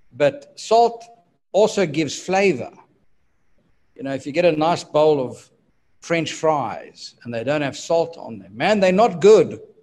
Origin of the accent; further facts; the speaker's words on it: South Africa; my birth country, which is South Africa. His head office was just a few miles from my hometown